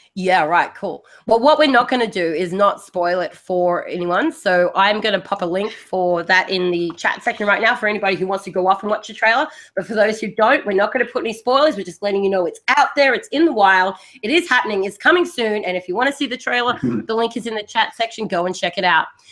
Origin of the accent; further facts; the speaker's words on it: Australia; accent: Australian; the Australian accent